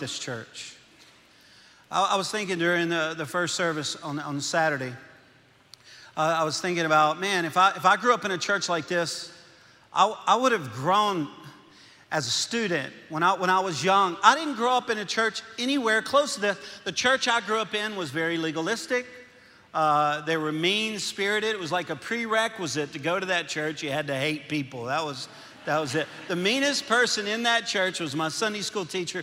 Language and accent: English; Louisiana, United States; accent: Cajun; moved away as an adult; now in Arkansas, United States; I'm from Louisiana. I'm a Cajun